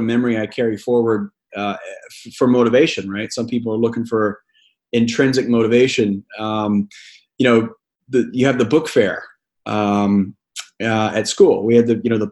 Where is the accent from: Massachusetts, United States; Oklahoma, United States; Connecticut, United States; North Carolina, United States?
Oklahoma, United States; Glenpool; moved away as an adult; also born or lived in Tulsa, Oklahoma / Mississippi / Purdue; I was born in Tulsa, Oklahoma. Grew up in a little rural town called Glenpool